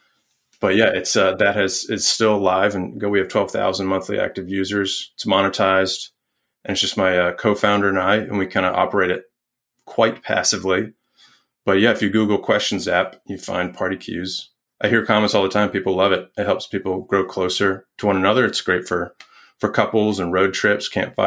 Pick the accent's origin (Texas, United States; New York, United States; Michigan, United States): New York, United States; also born or lived in Salt Lake City / San Mateo / Salisbury, Maryland; now in Richmond, United States; I'm from New York, my family's there